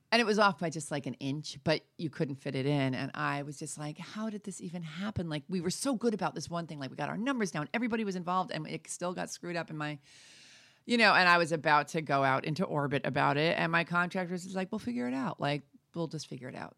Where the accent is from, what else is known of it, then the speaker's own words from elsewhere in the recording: New York, United States; now in Santa Fe, United States; I'm from New York